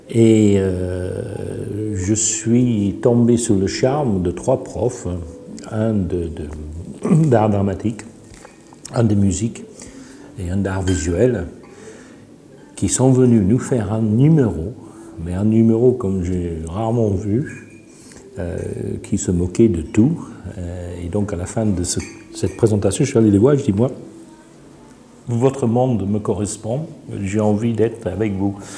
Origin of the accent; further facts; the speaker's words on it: France; born there; Je suis né en France